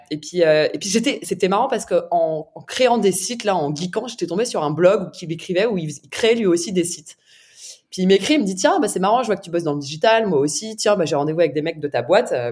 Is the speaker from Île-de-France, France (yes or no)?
yes; Paris, Île-de-France, France; je suis je suis née